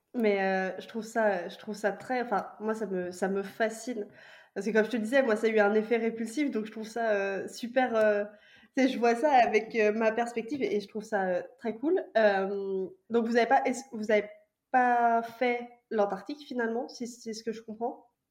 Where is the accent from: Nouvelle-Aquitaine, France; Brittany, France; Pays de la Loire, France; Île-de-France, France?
Pays de la Loire, France; Vendée; also born or lived in Nantes; Je viens de Vendée, donc j'ai fait mes études à Nantes